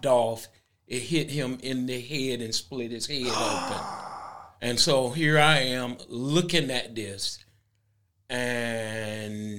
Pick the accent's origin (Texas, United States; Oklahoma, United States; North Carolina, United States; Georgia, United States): North Carolina, United States; Kinston; moved away as an adult; now in Hammonton, United States; I grew up in North Carolina, in Kinston, North Carolina